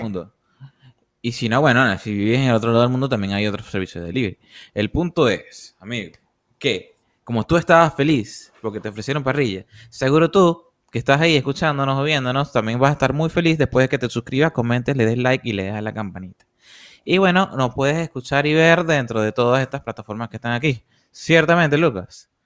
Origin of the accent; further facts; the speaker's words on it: Puerto La Cruz, Anzoátegui, Venezuela; nosotros todos somos de Barcelona, de Puerto La Cruz